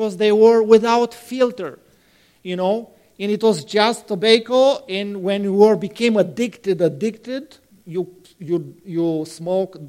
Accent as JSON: {"language": "English", "country": "Romania", "moved": "yes", "said": "I am from a city close to that place."}